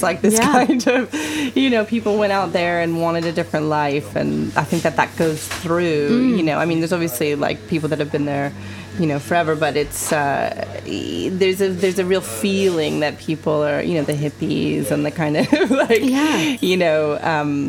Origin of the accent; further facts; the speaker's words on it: California, United States; California, which is my hometown